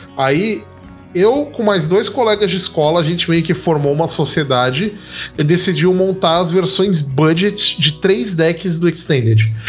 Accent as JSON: {"language": "Portuguese", "area": "Baixada Santista", "region": "São Paulo", "country": "Brazil", "said": "eu sou da Baixada Santista."}